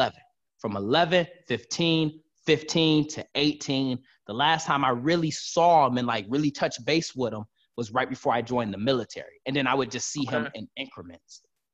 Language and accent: English; Detroit, Michigan, United States; I was born and raised in Detroit, Michigan.